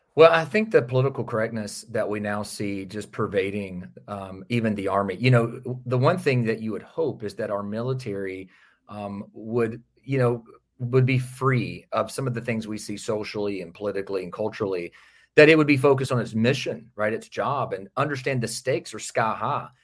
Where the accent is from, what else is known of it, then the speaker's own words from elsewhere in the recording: outside Nashville, Tennessee, United States; just outside of Nashville, Tennessee. born and raised in that area